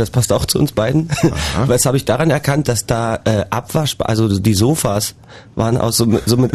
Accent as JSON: {"language": "German", "town": "Magdeburg", "region": "Saxony-Anhalt", "country": "Germany", "said": "wir sind Magdeburger"}